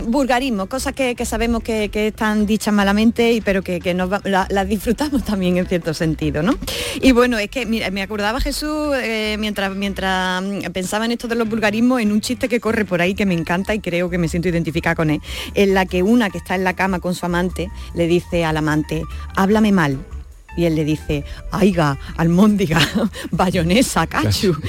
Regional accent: Andalusia, Spain

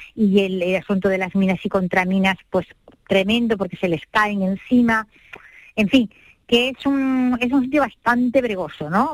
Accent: El Borge, Andalusia, Spain; soy del Borges

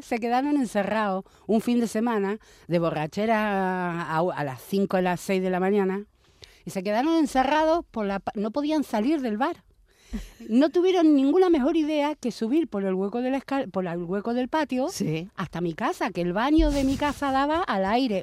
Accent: Buenos Aires, Argentina; also born or lived in Marbella; now in Spain; yo me crié en Buenos Aires, en plena calle Corrientes

